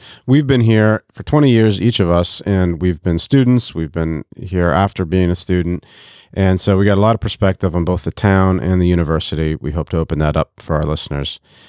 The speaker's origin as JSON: {"language": "English", "country": "DR Congo", "tie": "born or raised there", "also_born_or_lived": "Côte d’Ivoire", "lives_now": "Bloomington, United States", "said": "I grew up overseas. My parents are missionaries, so I grew up in West and Central Africa, mostly in the Democratic Republic of the Congo and in the Ivory Coast."}